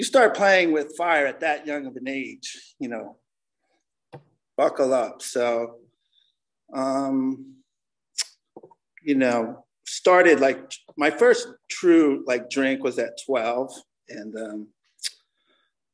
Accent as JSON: {"language": "English", "region": "Connecticut", "country": "United States", "tie": "born or raised there", "also_born_or_lived": "Vietnam / Laguna Beach", "said": "I grew up in Connecticut"}